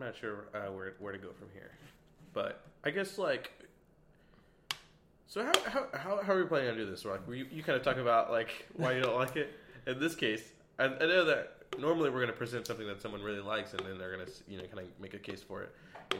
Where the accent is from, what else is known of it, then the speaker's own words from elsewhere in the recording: Dallas, Texas, United States; also born or lived in Waco, Texas; Texas is, like, super country, and I actually grew up, I mean, I'm from Dallas, where you don't see a ton of horses